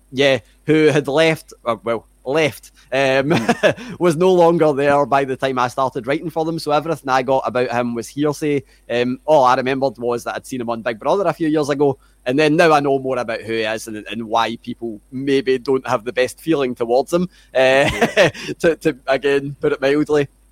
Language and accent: English; Glasgow, Scotland, United Kingdom; accent: Scottish; grew up in Glasgow, lived here my whole life